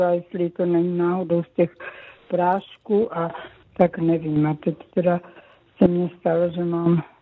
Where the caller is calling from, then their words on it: Zlín Region, Czechia; jsem z Uhersko-Brodska, je mi 47 let a jsem epileptik.